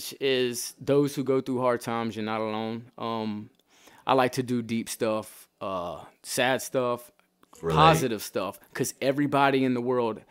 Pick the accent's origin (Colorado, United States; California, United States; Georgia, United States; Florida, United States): Florida, United States; Chiefland; Chiefland, when I grew up, it was, I remember one red light.